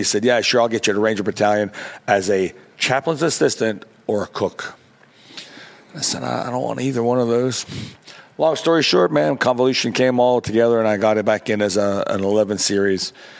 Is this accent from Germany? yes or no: yes; Mannheim, Baden-Württemberg, Germany; Coleman Barracks and Sullivan Barracks is where I grew up in Germany.